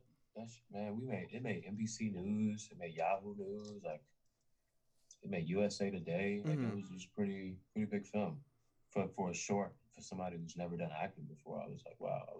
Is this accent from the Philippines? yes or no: no; Nigeria; I'm Nigerian too, so my parents were just super strict on